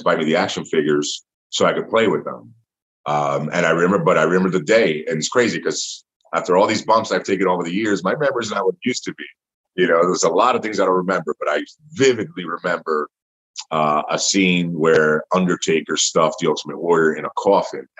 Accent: New York City, New York, United States; I'm from the Bronx, New York

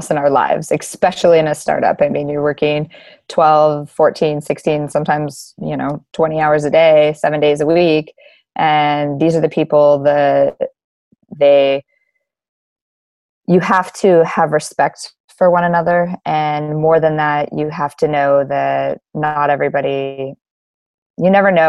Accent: Anchorage, Alaska, United States; also born or lived in Kodiak, Alaska; I'm born and raised in Alaska, been here in Anchorage most of my life

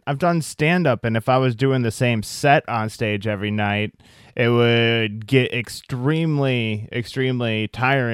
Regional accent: Iowa, United States; now in California, United States; I'm from Iowa

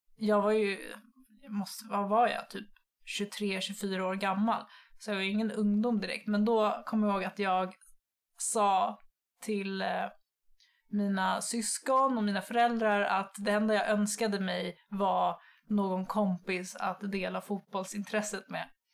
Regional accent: Nynäshamn, Stockholm County, Sweden; Jag är från eh, Nynäshamn söder om Stockholm

